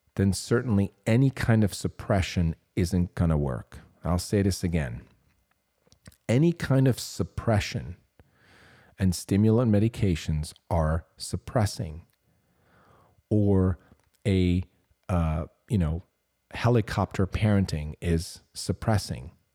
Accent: Switzerland; I was considered as A D H D growing up in Switzerland

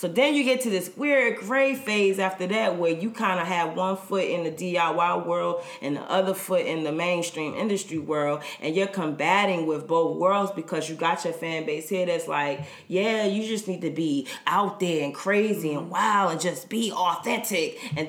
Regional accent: the South, United States; I'm from the South, so it's kind of like, oh, mm-hmm.

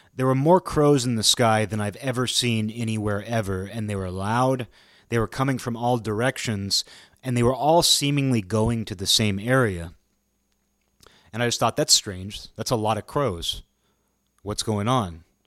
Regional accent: Pacific Northwest, United States; where I grew up in the Pacific Northwest

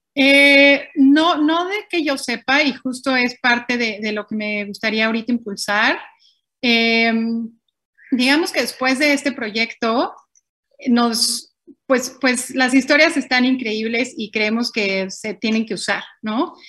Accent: Mexico; moved away; yo siendo mexicana

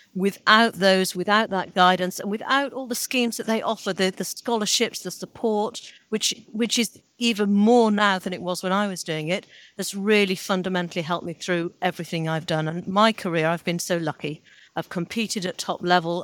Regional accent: Salford, North West England, United Kingdom; I was born in Salford.

